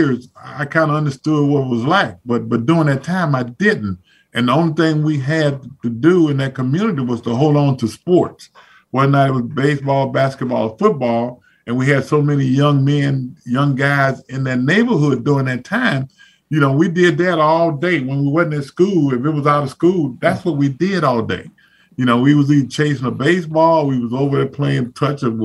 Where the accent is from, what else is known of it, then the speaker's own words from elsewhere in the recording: Zachary, Louisiana, United States; moved away; so we're two people that's from Zachary, Louisiana. And, you know, it's a small town, and I try to get back as much as I possibly can